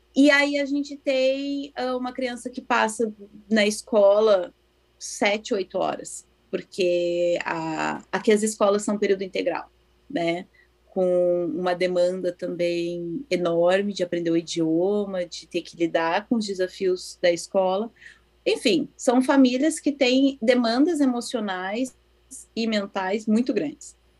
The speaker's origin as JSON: {"language": "Portuguese", "town": "Porto Alegre", "region": "Rio Grande do Sul", "country": "Brazil", "tie": "born or raised there", "also_born_or_lived": "Cachoeirinha / Novo Hamburgo", "moved": "as an adult", "lives_now": "Japan", "said": "Eu sou natural de Porto Alegre. Morei no Rio Grande do Sul até meus 31 anos"}